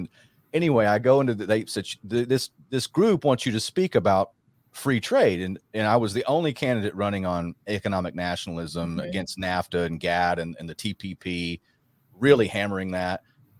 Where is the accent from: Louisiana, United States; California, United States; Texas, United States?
Texas, United States; Rockwall; moved away; also born or lived in Branson; Now, I'm from Rockwall